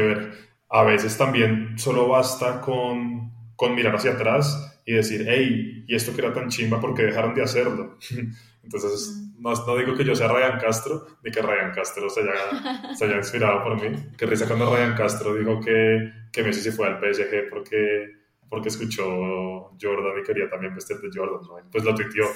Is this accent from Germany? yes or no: no; Colombia; yo crecí en Colombia